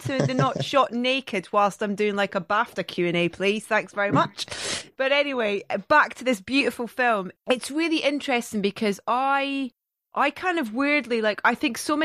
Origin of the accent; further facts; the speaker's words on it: Scotland, United Kingdom; accent: Scottish; my accent being Scottish